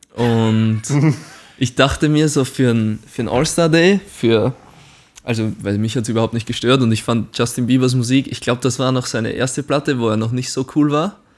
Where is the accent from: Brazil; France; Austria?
Austria; Güssing, Burgenland; accent: Burgenland dialect; now in Braunschweig, Germany; ich bin aus Güssing